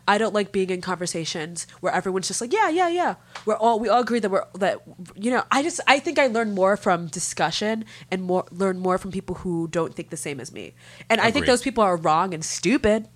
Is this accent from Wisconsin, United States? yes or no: no; Massachusetts, United States; I'm American. I was born and raised in Massachusetts